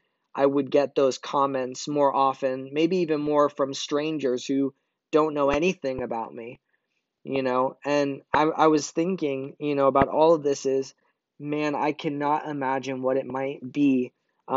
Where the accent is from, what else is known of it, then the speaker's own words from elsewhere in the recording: Brazil; born there; So a little bit about my background, if you don't know, I was born in Brazil.